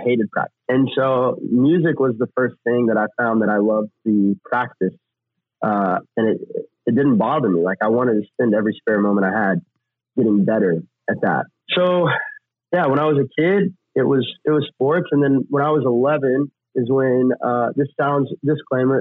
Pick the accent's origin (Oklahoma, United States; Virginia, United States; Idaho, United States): Oklahoma, United States; moved away; also born or lived in Texas / Tennessee; growing up in Oklahoma and Texas